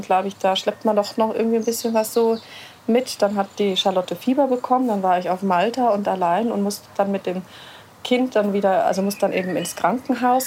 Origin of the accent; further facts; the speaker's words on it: Hesse, Germany; moved away as an adult; now in Regensburg, Germany; Ich komme eigentlich aus Hessen und bin dann eben vor acht Jahren nach Regensburg gekommen